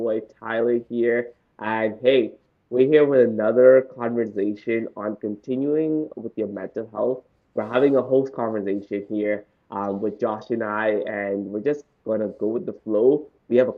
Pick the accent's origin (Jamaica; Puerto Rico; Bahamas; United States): Bahamas; I grew up in the Bahamas.